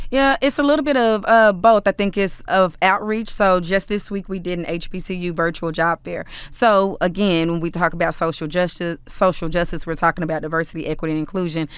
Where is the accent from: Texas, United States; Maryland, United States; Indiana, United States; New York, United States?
Texas, United States; Dallas; I'm from Dallas. I'm from South Oak Cliff. So, I've benefited from those resources as a young child